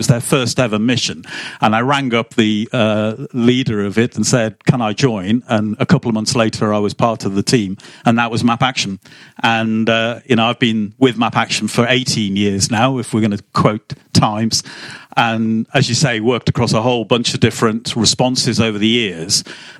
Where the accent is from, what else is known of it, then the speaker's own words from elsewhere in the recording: Liverpool, North West England, United Kingdom; moved away; I'm from Liverpool originally, which is 500,000 people